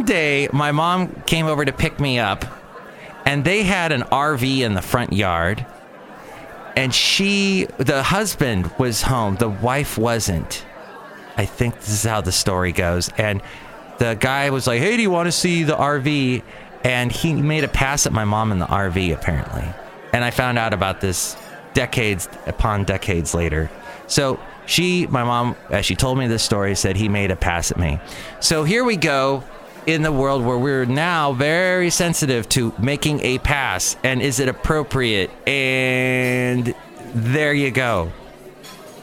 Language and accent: English; Los Angeles, California, United States; I was growing up in the San Fernando Valley